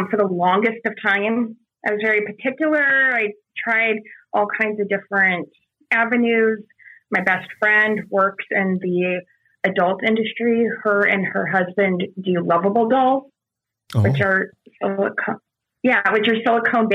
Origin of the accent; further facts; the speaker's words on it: San Diego, California, United States; I'm from San Diego